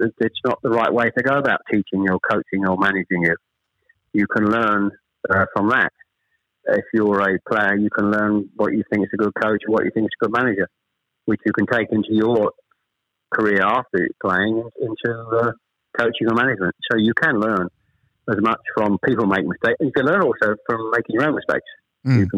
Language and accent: English; Chelmsford, East of England, United Kingdom; also born or lived in Ashton-under-Lyne, Greater Manchester; We actually moved south from Manchester. I was born in Ashton-under-Lyne. We actually moved south to Chelmsford when I was probably